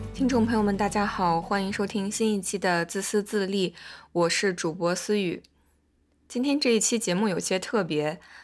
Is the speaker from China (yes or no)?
yes; China; moved away as an adult; now in United States; 我作为一个中国人，然后在美国生活了七年左右